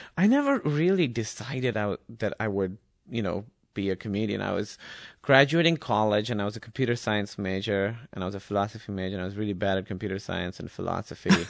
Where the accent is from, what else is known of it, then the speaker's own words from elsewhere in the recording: Karachi, Sindh, Pakistan; English is a second language; moved away as an adult; also born or lived in Iowa, United States; now in United States; I grew up in Karachi, and it was very, very, uh, urban